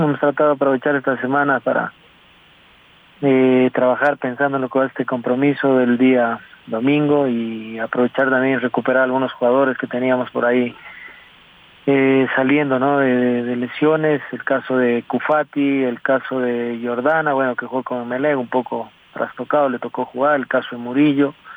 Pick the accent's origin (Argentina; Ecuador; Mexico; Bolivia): Ecuador; como ecuatoriano